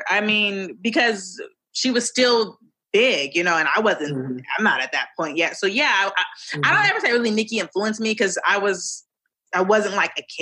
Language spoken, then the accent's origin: English; Los Angeles, California, United States; also born or lived in Woodland Hills / Granada Hills; I'm from LA. I'm a Valley girl.